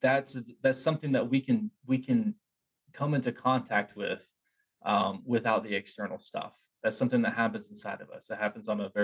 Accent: Appalachia, United States; I grew up in Appalachia

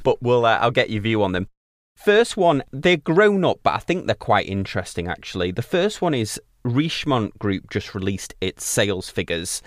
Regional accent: United Kingdom; being British

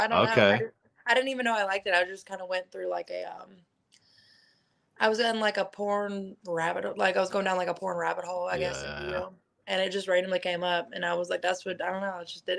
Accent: Kentucky, United States

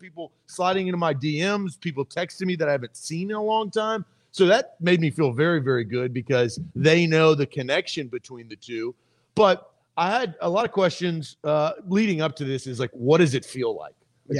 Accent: Nashville, Tennessee, United States; I grew up living in Nashville

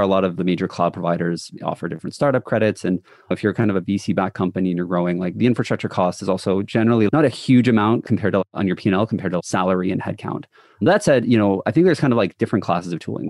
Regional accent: Toronto, Ontario, Canada; I'm from the Toronto area.

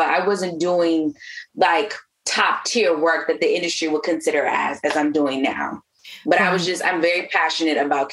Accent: California, United States; moved away; also born or lived in New York; that's just Cali, you know, it's like, it's hella Mexicans and then Filipinos and Blacks.

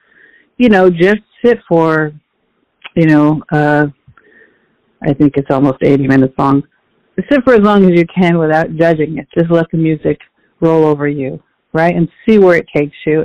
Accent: Phoenix, Arizona, United States; moved away as an adult; now in New York, United States; I was born in Phoenix, Arizona. I grew up in a Mexican-American family

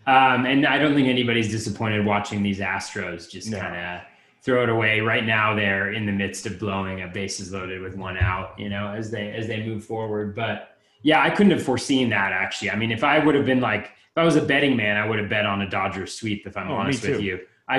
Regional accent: Northern California, United States; I grew up in Northern California

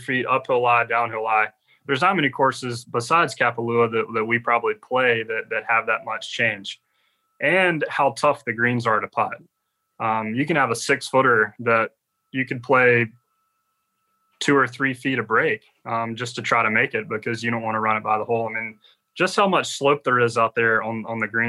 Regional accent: Georgia, United States; growing up in Georgia

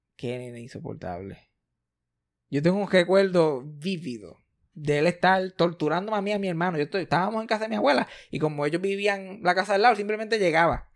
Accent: Puerto Rico; Somos una familia puertorriqueña súper normal

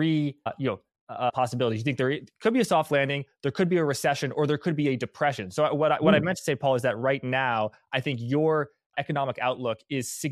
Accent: United States; I, as a American, have a very U.S.-driven perspective.

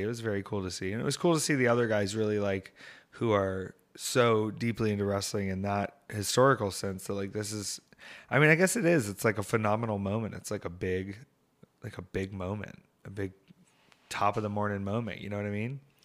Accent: Atlanta, Georgia, United States; my hometown here in Atlanta

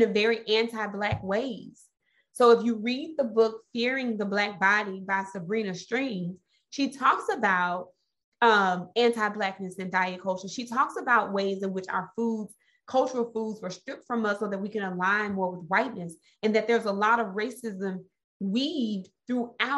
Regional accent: Mississippi, United States; I'm from Mississippi

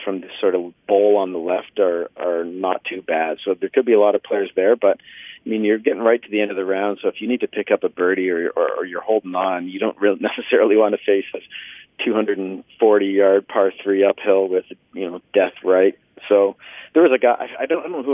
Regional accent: Canada; as a Canadian journalist

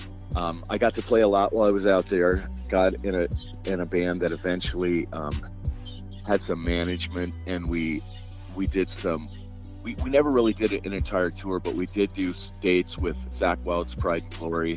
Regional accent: Fort Collins, Colorado, United States; moved away as an adult; also born or lived in Pittsburgh, Pennsylvania; growing up in Fort Collins, Colorado

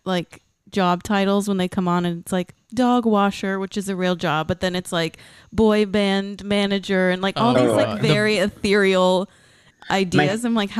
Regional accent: Texas, United States; We grew up in outside of Dallas, Texas.

